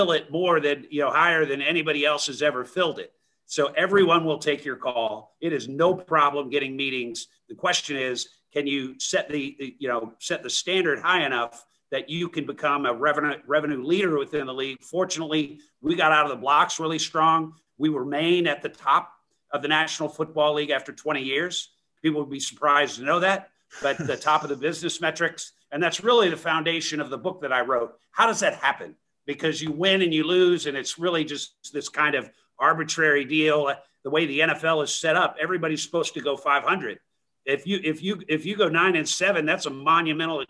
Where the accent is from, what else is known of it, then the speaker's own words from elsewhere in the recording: Atlanta, Georgia, United States; now in Houston, United States; I grew up in Atlanta, Georgia, and I was always an Atlanta Falcons fan